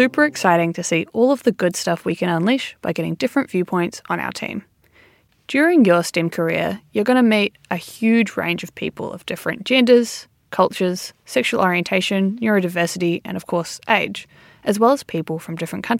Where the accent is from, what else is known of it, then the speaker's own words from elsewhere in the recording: New Zealand; I'm from New Zealand.